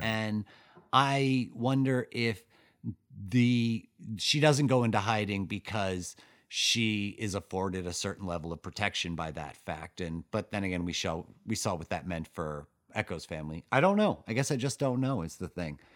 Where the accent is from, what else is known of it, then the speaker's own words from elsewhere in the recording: Ossining, New York, United States; my hometown of Austin in New York